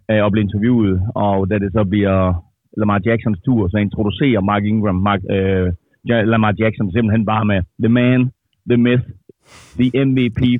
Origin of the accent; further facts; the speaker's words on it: Denmark; jeg er fra Danmark